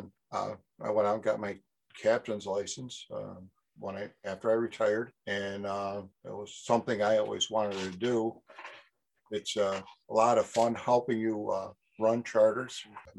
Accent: Cayuga, New York, United States; Moved to the village of Cayuga on the lake in my grandfather's house. I was 4 years old, 1969.

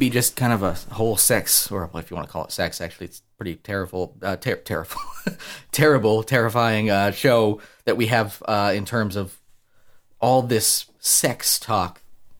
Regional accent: Australia; If you did, I'll kick in the fucking face because I'm Australian, you little pussy American.

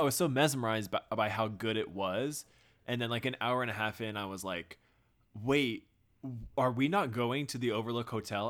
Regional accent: Texas, United States; moved away; growing up in Texas, we do crawfish boils because we're right next to Louisiana

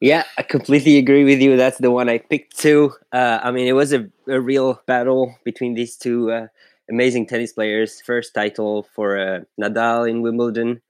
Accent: France; I'm from France

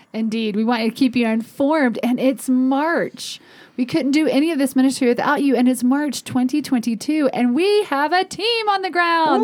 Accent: Chapel Hill, North Carolina, United States; it is my hometown

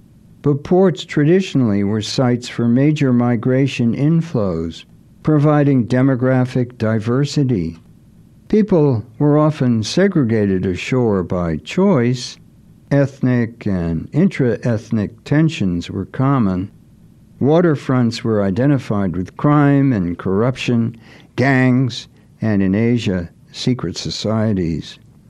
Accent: Gloucester, Massachusetts, United States; Fish processing in my hometown, Gloucester.

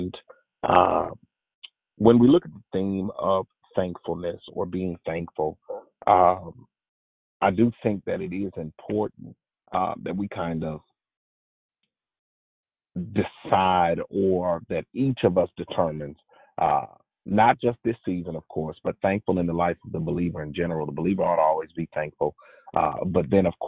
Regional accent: the South, United States; if you can't tell by my voice, I'm from the South

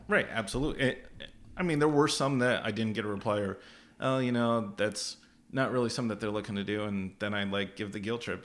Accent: Au Sable Forks, New York, United States; I'm from Aux Sable Forks

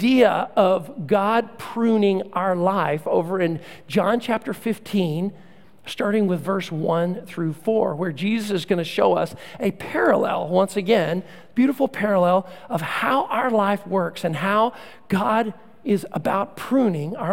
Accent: Central Texas, United States; When I was a kid growing up in Central Texas

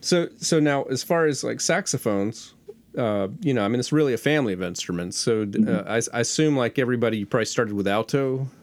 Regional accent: Florida, United States; growing up in Florida.

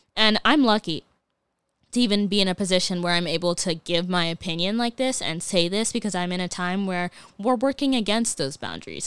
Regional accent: Ghana; as a Ghanaian

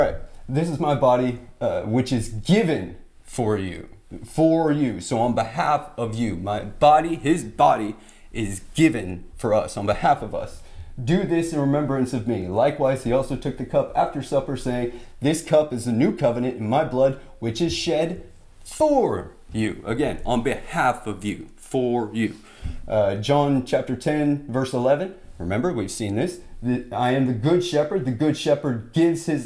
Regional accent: United States; we're Americans

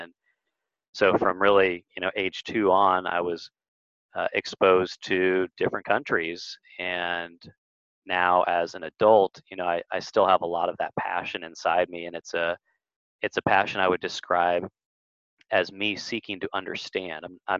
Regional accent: West Coast, United States; now in New Orleans, United States; And then here in the U.S., I grew up on the West Coast and have slowly migrated over to New Orleans, which is where I live and work now.

